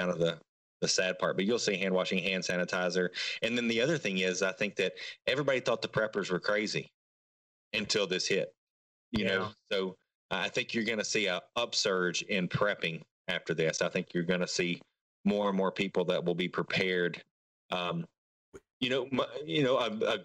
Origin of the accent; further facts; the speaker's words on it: United States; we as American